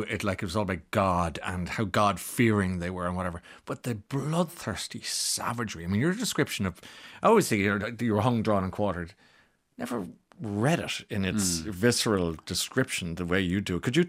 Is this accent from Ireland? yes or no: yes; Ireland; as Irish people